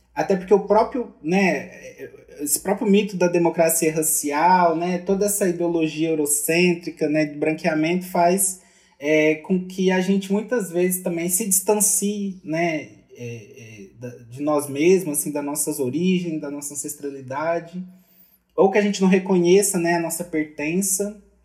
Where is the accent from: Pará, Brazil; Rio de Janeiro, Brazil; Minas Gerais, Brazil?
Minas Gerais, Brazil; sou mineiro